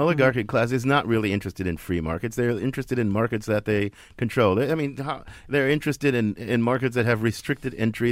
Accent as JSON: {"language": "English", "region": "Midwest", "country": "United States", "tie": "born or raised there", "said": "son of the Midwest"}